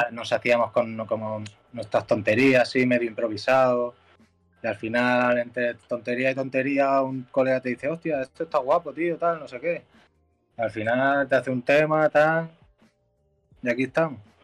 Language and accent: Spanish; Mallorca, Balearic Islands, Spain; soy un chaval de Mallorca